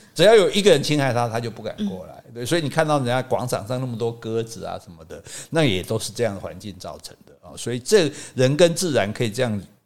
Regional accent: Taiwan; 我们台湾人比较夸张啦

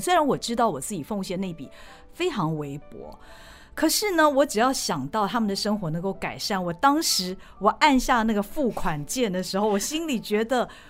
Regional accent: Taiwan; 我们台湾人

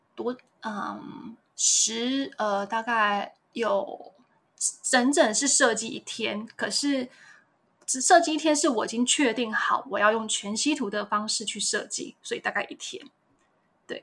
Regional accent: Yanshui, Tainan, Taiwan; 我是台南人，很爱吃甜的台南人

